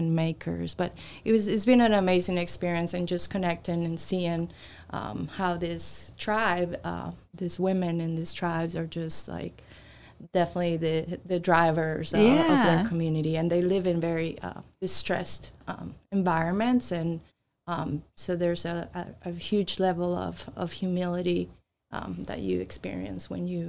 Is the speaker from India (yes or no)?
no; Colombia; moved away; I'm originally from Colombia